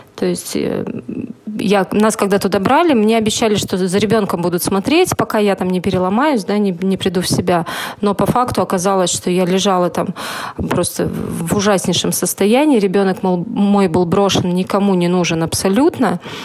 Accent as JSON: {"language": "Russian", "region": "Saint Petersburg", "country": "Russia", "said": "Хотя я единственная была сама как бы питерская"}